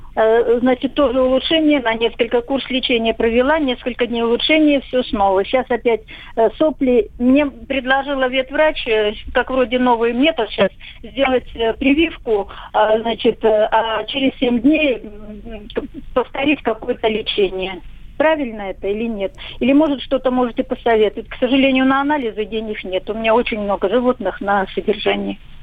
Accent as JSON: {"language": "Russian", "town": "Belgorod", "region": "Belgorod Oblast", "country": "Russia"}